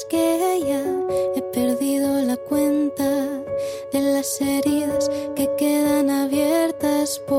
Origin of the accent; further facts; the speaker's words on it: Bilbao, Basque Country, Spain; soy una cantautora de Bilbao.